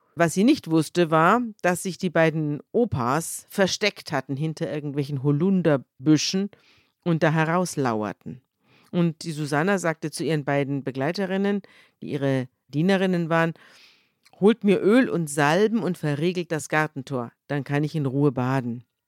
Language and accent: German; Germany; bei uns in Deutschland